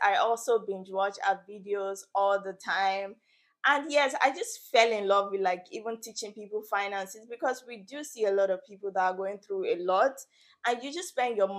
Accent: Nigeria; moved away as an adult; now in Canada; I am currently based in Canada. I came from Nigeria for my studies.

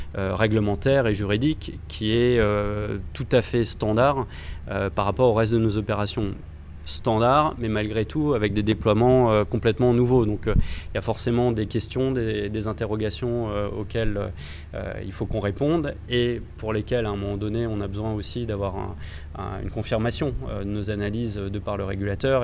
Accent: France; lorsqu'on est français

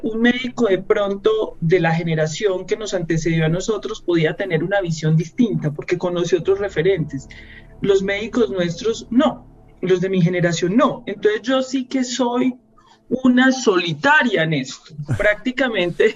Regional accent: Medellín, Antioquia, Colombia; moved away as an adult; also born or lived in Colombian Caribbean coast (family origin); now in Bogotá, Colombia; como buena antioqueña de origen costeño que soy yo, yo siempre dije, yo me voy de, eh, salgo de Medellín

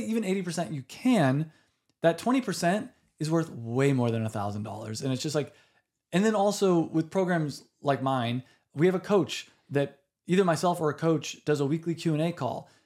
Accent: United States; I'm American

